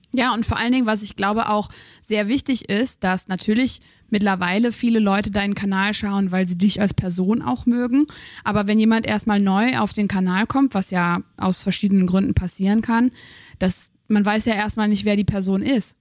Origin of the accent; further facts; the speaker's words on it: Aachen, North Rhine-Westphalia, Germany; Ich bin aus Aachen